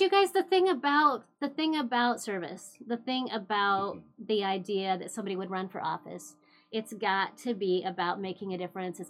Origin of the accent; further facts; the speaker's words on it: Klamath Falls, Oregon, United States; I'm originally from Klamath Falls, small town, love small town